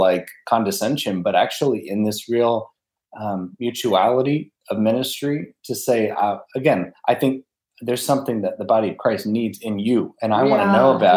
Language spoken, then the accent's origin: English; Montgomery, Alabama, United States; also born or lived in Washington, D.C.; I'm from Montgomery, Alabama, by way of D.C. So kind of claim both. But my family's in Montgomery